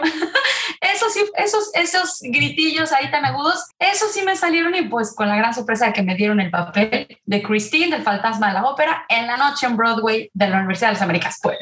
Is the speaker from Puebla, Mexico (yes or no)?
yes; Puebla, Mexico; moved away; also born or lived in Zurich, Switzerland; soy una, mexicana poblana. Fui una niña siempre muy, muy activa